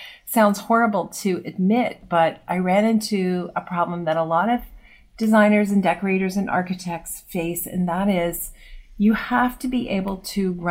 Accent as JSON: {"language": "English", "town": "Los Angeles", "region": "California", "country": "United States", "said": "I am originally from Los Angeles"}